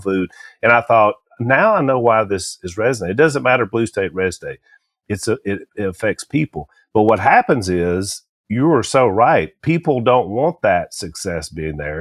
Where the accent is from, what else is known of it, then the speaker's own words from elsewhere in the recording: Louisiana, United States; we're from Louisiana